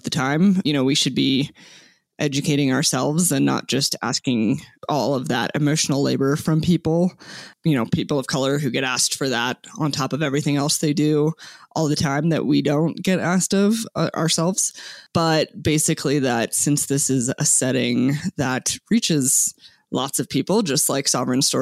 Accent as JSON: {"language": "English", "region": "Arizona", "country": "United States", "tie": "born or raised there", "said": "I was born and raised in Arizona as a non-native person."}